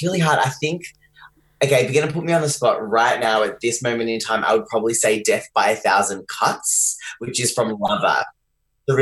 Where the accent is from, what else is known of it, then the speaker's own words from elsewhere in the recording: Geelong, Victoria, Australia; also born or lived in London; I grew up in Geelong, which is where I'm talking to you from today.